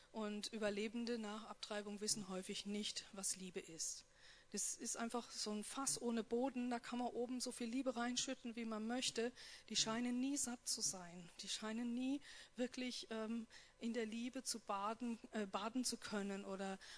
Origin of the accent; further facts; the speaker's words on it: North Rhine-Westphalia, Germany; born there; ich komme gebürtig aus Nordrhein-Westfalen, aus einer erzkatholischen Wallfahrtsstadt und da spricht man über sowas ja nicht.